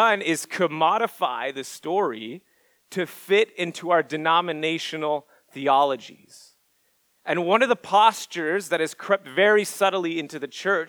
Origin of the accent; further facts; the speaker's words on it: Montreal, Quebec, Canada; moved away as an adult; now in Orlando, United States; I'm from Montreal